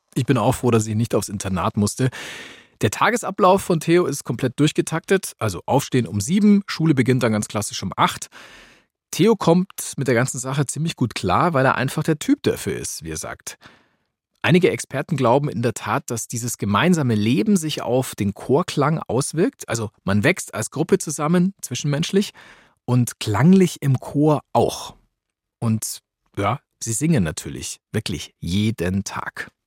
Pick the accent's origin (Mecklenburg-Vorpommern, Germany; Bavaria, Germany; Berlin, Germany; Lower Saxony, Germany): Bavaria, Germany; Augsburg; Augsburg, meiner Heimatstadt